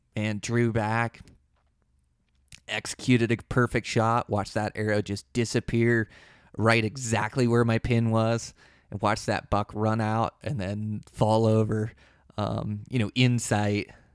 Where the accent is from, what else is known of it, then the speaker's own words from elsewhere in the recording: Pacific Northwest, United States; I was born and raised in the Pacific Northwest